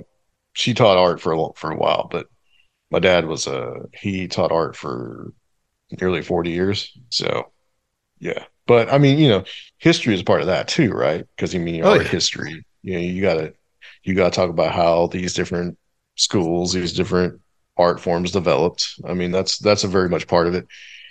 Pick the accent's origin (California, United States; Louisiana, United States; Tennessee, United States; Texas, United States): Tennessee, United States; Chattanooga; I grew up around Civil War monuments, okay? Because you have the battles that were in Chattanooga.